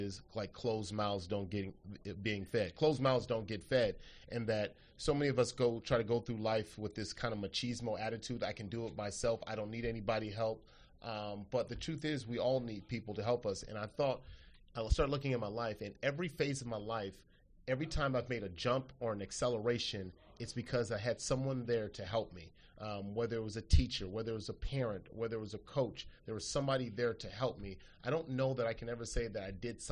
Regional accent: Los Angeles, California, United States; growing up in South Central Los Angeles

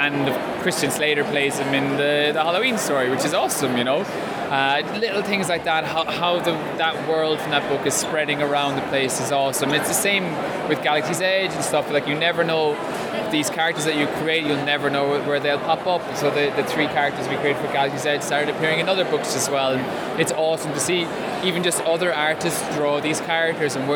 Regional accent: Ireland; I being an Irishman

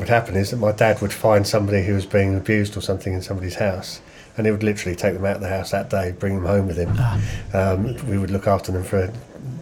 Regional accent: Canterbury, South East England, United Kingdom; also born or lived in Dorchester / Slough; We stayed there for 10 years and then we moved to Canterbury.

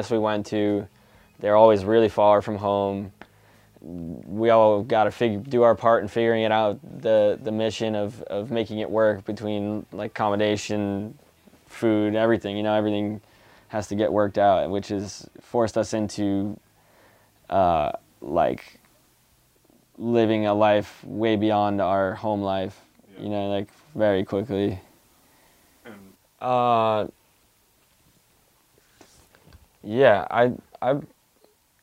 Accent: East Coast, United States; growing up on the East Coast

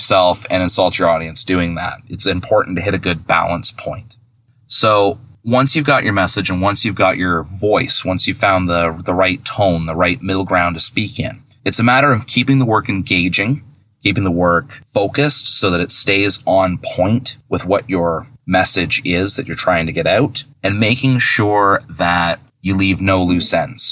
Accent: Milton, Ontario, Canada; accent: Canadian; I'm Canadian. If you can't tell, I'll say a boot instead of about

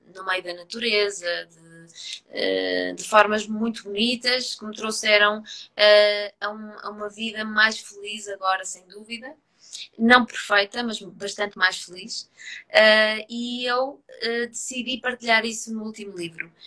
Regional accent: Trás-os-Montes, Portugal; como sou transmontana, fui mergulhar no, no, no meio dos montes, no meio da vinha, no meio do rio

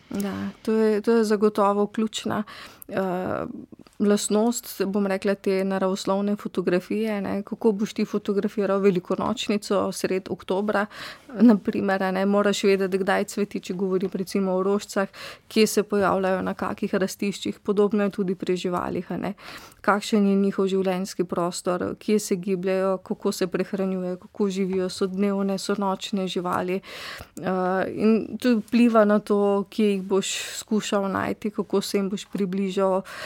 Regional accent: Styria, Slovenia; also born or lived in Ljubljana; iz Štajerskih koncev smo bili tudi eh, domači polskavi, eh, v bistvu v bližini gozda pod znožjem Pohorja

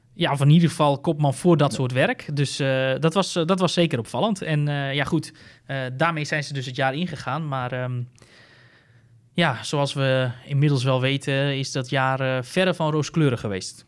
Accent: Netherlands; ik als Nederlander

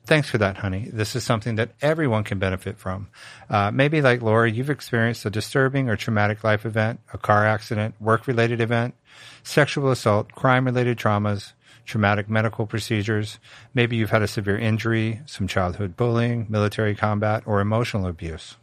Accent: Richmond, Virginia, United States; moved away; I grew up in the South. I grew up in Virginia

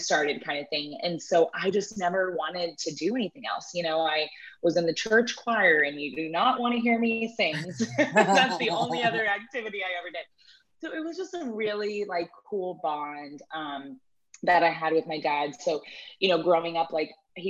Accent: Houston, Texas, United States; I grew up in Houston as well

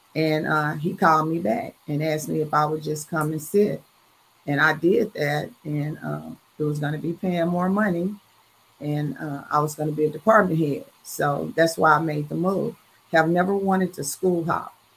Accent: Dallas, Texas, United States; I am from Dallas, Texas, and a proud graduate of Dallas Lincoln.

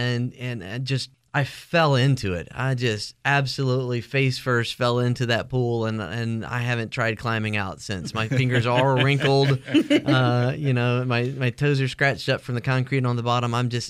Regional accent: Phenix City, Alabama, United States; moved away; also born or lived in New Jersey / Gastonia, North Carolina; I grew up in Alabama.

